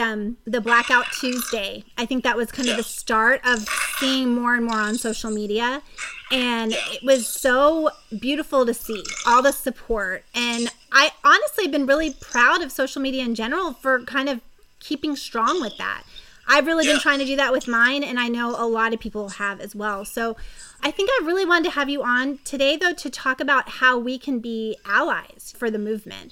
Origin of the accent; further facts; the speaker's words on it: Lexington, Kentucky, United States; moved away as an adult; also born or lived in Florida / North Carolina; now in California, United States; in Kentucky. So middle school and high school in Kentucky